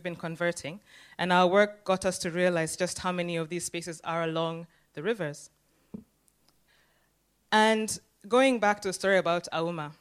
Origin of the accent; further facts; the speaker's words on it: Nairobi, Kenya; About half a mile from Kibera, as a young child living in Nairobi and growing up in Nairobi